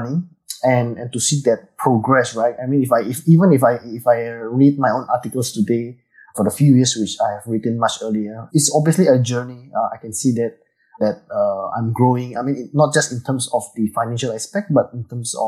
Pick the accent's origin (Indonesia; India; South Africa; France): Indonesia; now in Singapore; I was from Indonesia, actually. So I went to Singapore for a very long time, and I stayed here for many, many years